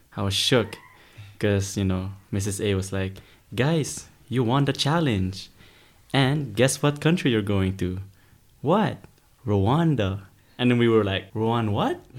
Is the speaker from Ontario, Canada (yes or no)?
yes; Toronto, Ontario, Canada; I'm from Toronto, Canada.